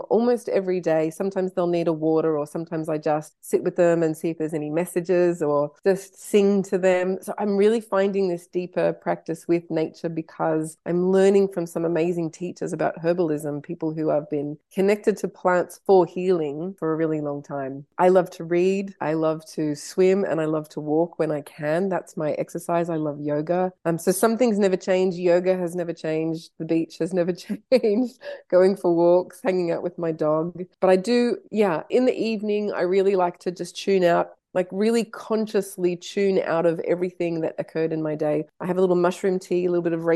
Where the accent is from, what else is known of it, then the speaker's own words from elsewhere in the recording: Canada; I was born in Canada